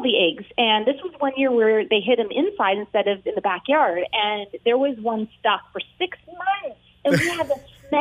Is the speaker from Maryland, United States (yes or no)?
no; California, United States; I grew up in California